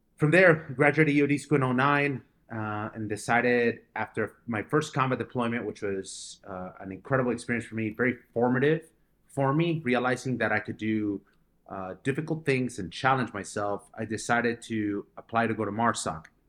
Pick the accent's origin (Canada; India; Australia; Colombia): Colombia; now in United States; I was born in Colombia, and, uh, my parents, uh, decided to move to America in two thousand four.